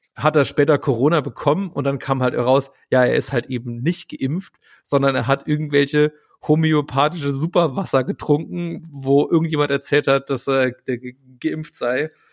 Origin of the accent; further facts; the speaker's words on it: West Germany, Germany; ich bin ja nicht im Osten aufgewachsen, sondern ich bin im Westen aufgewachsen